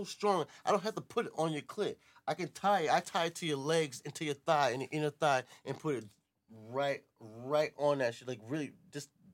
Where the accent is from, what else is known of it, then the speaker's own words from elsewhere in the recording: New York City, New York, United States; moved away as an adult; now in the South, United States; I'm from Brooklyn